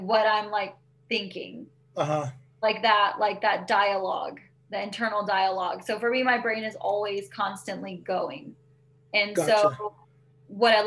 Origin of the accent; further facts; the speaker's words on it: Bakersfield, California, United States; also born or lived in Arvin, California / Lamont, California; I'm from Bakersfield, but I grew up on the outskirts of Irvine because my parents have some property out there